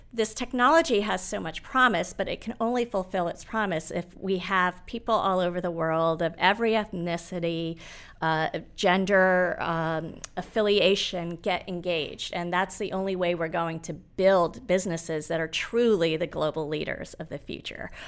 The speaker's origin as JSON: {"language": "English", "region": "Nairobi", "country": "Kenya", "tie": "born or raised there", "moved": "yes", "said": "I was born in Nairobi"}